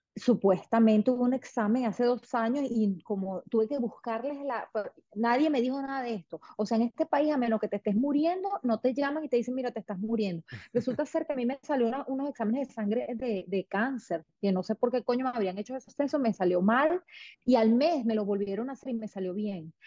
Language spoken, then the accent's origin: Spanish; Venezuela; moved away as an adult; now in United States; es mi país, es mi tierra, me fui asqueada de Venezuela.